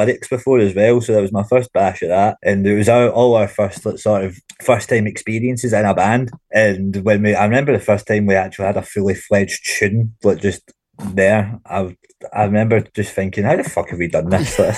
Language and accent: English; Glasgow, Scotland, United Kingdom; also born or lived in Clydebank; I was born in Glasgow, a wee place called Yoker. But I was brought up in Yoker and Clydebank.